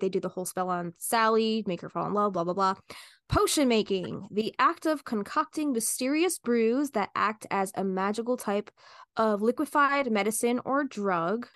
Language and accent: English; New Jersey, United States; we're from New Jersey